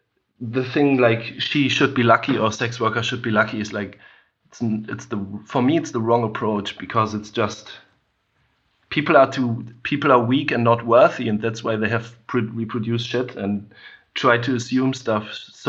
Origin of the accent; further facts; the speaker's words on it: Germany; I mean, like growing up in Germany, or growing up with, like you have to face these things.